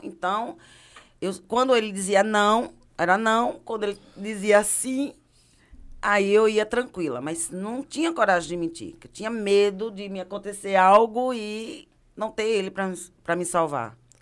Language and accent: Portuguese; Recife, Pernambuco, Brazil; also born or lived in Canela, Rio Grande do Sul; nasci em Canela, mas vim para Recife com quase quatro anos de idade. Então, sou pernambucana